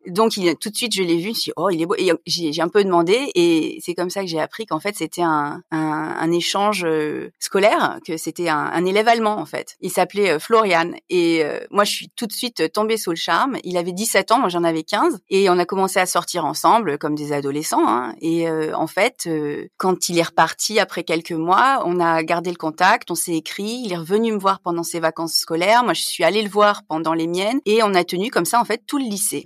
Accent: Nice, Provence-Alpes-Côte d'Azur, France; moved away as an adult; also born or lived in Troisdorf, Germany; now in Bonn, Germany; Je suis née à Nice, où euh, j'ai grandi avec ma mère

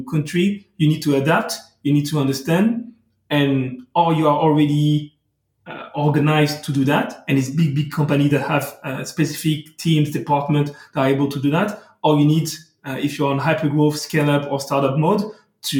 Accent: France; accent: French; English is a second language; I'm talking English, as you can hear, but with a beautiful French accent. So I'm not bilingual.

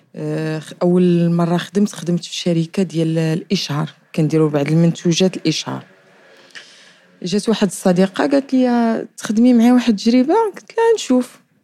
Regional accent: Casablanca, Casablanca-Settat, Morocco; من مواليد الدار البيضاء

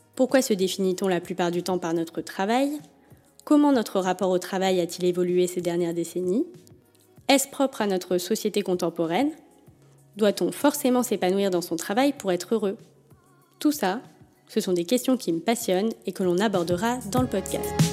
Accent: Paris, Île-de-France, France; je suis née à Paris et j'y ai toujours vécu, ou presque.

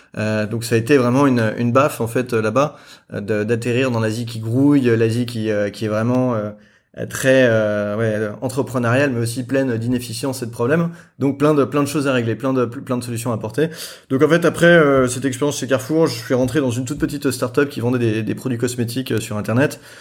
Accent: France; moved away as an adult; also born or lived in Beijing / Jakarta / Singapore; now in Hong Kong; je suis français

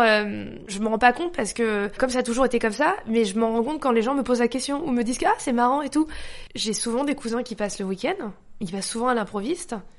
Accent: France; also born or lived in Paris 13th arrondissement (birth); Je suis née en France, ma mère a passé son temps à me rabâcher j'étais française. J'étais dans une école privée catho française, dans un bled français

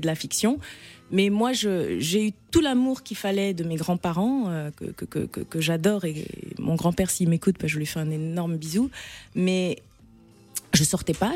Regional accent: N'Djamena, Chad; moved away; je suis née, j'ai grandi au Tchad, je suis franco-tchadienne, mais j'ai fait plus de 35 ans de ma vie au Tchad

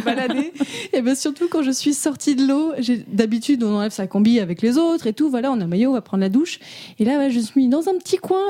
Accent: Morocco; j'ai grandi au Maroc

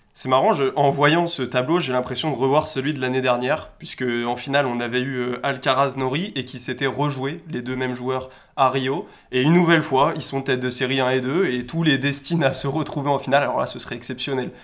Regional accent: France; en tant que Français

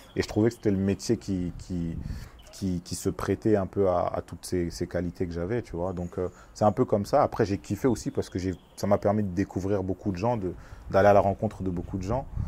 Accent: France; Je suis né en France, mais, mais j'ai toujours été proche de, de, mon pays, de ma culture euh, congolaise

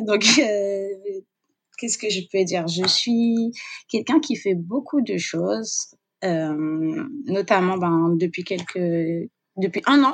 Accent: Guadeloupe; j'ai grandi euh, en Guadeloupe

